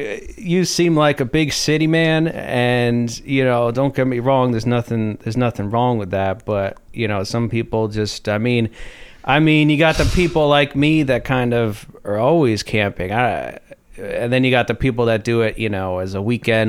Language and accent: English; Texas, United States; also born or lived in California; Well, originally Texas, and I lived in Cali for a while